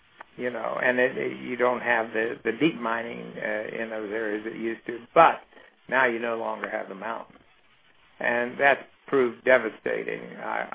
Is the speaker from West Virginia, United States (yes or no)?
yes; Morgantown, West Virginia, United States; moved away as an adult; also born or lived in Carbondale, Illinois; I was born in West Virginia, Morgantown, West Virginia, which is the home of West Virginia University